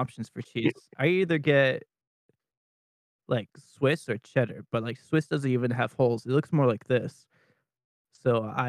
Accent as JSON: {"language": "English", "country": "Canada", "said": "No, I'm Canadian."}